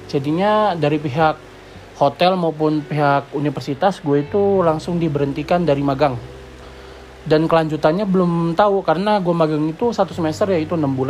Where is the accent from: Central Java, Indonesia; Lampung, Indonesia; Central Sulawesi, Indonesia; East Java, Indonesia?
Lampung, Indonesia; gue ada asli dari Lampung jadinya gue harus pulang ke Lampung